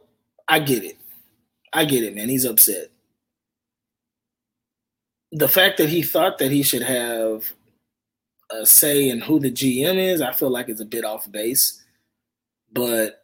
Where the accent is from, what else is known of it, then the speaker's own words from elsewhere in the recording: Houston, Texas, United States; I'm from Houston. I'm born and raised in Houston